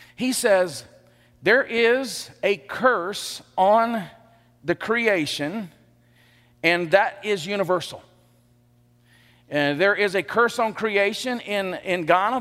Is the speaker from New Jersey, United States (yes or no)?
no; Elba, Alabama, United States; also born or lived in Enterprise, Alabama; I grew up in Elba.